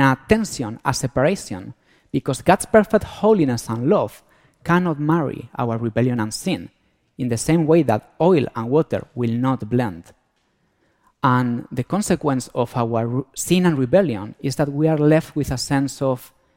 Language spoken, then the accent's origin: English; Spain; accent: Antonio Banderas accent; moved away; I'm from Spain, so that's why I have this Antonio Banderas accent